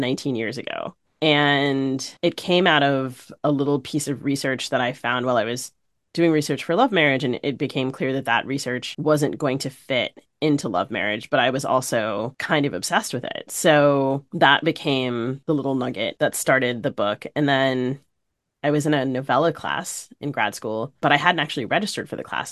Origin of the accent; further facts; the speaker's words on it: D.C., East Coast, United States; So I grew up on the East Coast, primarily outside the Washington, D C area